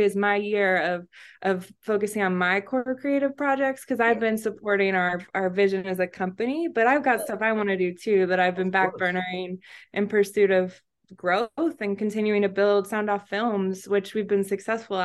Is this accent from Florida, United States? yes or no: yes; Florida, United States; now in Miami, United States; I grew up in Florida, but we relocated during the pandemic